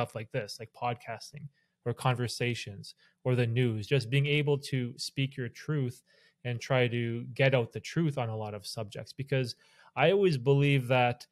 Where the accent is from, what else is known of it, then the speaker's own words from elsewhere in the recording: Canada; I'm Canadian